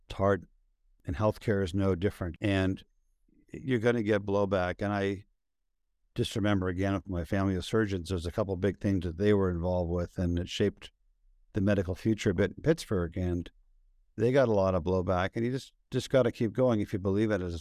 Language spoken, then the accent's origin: English; London, United Kingdom; It's one of my really good friends from Oxford was with me over the weekend, and I was from London